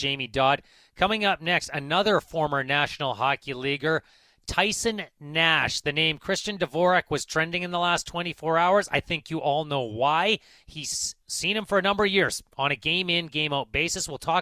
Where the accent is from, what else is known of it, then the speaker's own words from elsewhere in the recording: Kamloops, British Columbia, Canada; I grew up in Kamloops